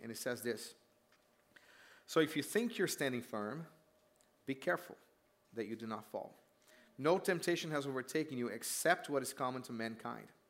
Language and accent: English; Brazil; moved away; I grew up in Brazil